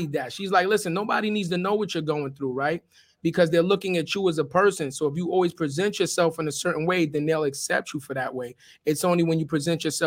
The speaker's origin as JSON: {"language": "English", "town": "New York City", "region": "New York", "country": "United States", "said": "I'm from Forest Projects in the South Bronx"}